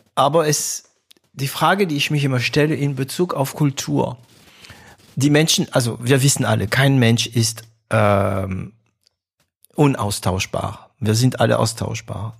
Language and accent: German; France; German is a second language; moved away; also born or lived in Stuttgart, Germany; für mich als Franzose